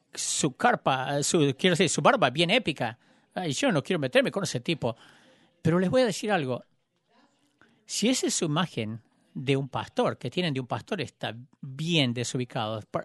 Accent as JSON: {"language": "Spanish", "town": "Joplin", "region": "Missouri", "country": "United States", "tie": "born or raised there", "said": "había venido a Joplin, en mi ciudad"}